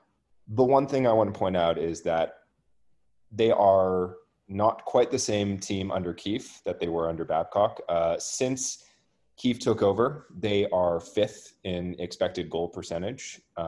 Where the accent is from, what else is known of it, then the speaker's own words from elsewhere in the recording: Toronto, Ontario, Canada; I have to give a little bit of good karma to my hometown team. So I'm going to go with the Toronto Maple Leafs